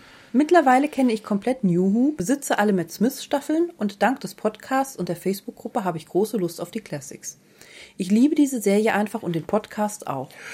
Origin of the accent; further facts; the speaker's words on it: Baden-Württemberg, Germany; Aus Baden-Württemberg.